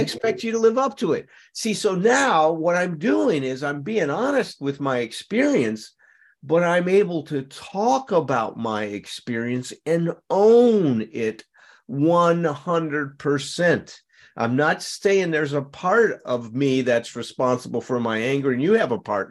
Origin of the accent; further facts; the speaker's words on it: Chicago, Illinois, United States; I grew up in Chicago